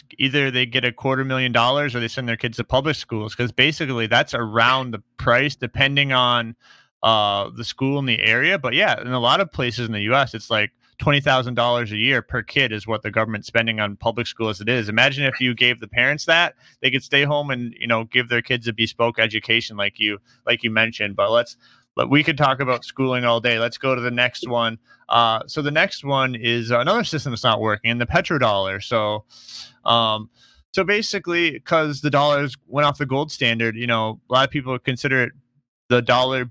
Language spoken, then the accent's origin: English; United States; I'm an American.